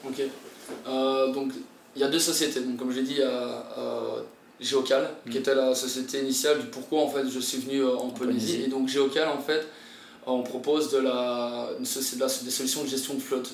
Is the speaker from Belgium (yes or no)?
yes; Belgium; moved away as an adult; also born or lived in Tahiti, French Polynesia; now in French Polynesia; je viens de la Belgique, je viens d'un endroit, il n'y a, a pas de mer